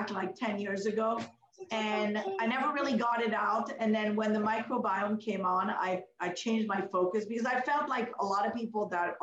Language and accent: English; Canada; also born or lived in Morocco; I'm a Canadian